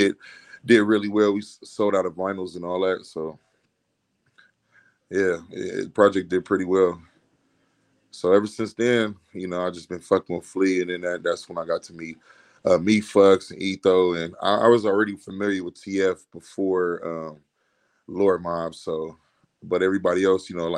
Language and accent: English; Compton, California, United States; I'm from East Compton, California